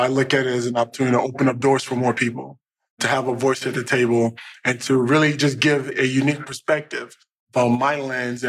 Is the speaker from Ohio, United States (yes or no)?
no; Dallas, Texas, United States; moved away as an adult; also born or lived in Indiana; I grew up in Dallas